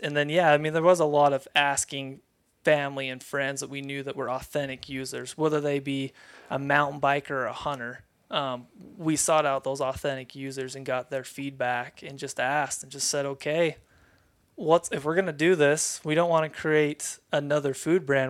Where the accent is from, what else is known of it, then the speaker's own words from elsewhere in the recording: Lehi, Utah, United States; born and raised in Lehigh, Utah